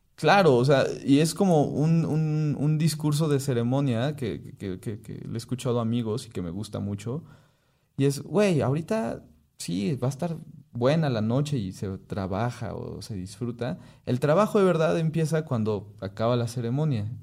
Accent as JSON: {"language": "Spanish", "country": "Mexico", "said": "soy un mestizo mexicano"}